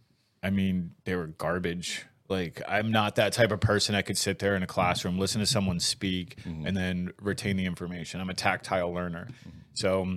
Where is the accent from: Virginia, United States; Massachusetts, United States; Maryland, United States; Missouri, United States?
Virginia, United States; born there; also born or lived in Scotland / South Carolina; Grew up all over. So my dad was in the Navy. Okay. So I had that typical Navy life of just kind of bouncing all around. I was born in Virginia, then moved to Scotland where my other brother was born, and then went to South Carolina